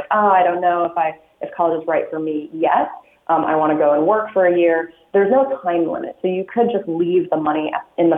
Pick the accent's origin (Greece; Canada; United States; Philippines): United States; Illinois; now in California, United States; I'm originally from Illinois